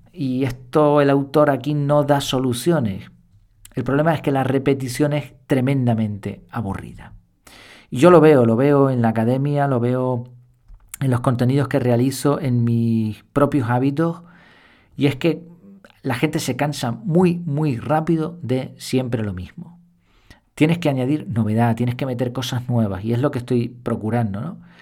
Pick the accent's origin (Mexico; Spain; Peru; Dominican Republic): Spain; Madrid, Community of Madrid; donde nací en Madrid